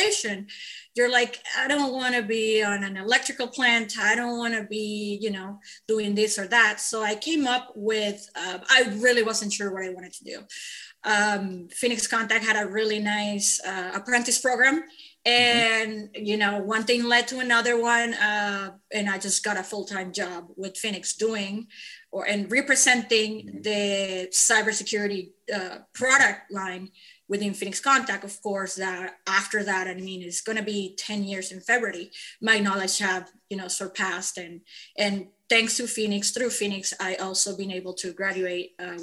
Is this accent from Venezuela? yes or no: yes; Venezuela; moved away as an adult; I'm an immigrant from Venezuela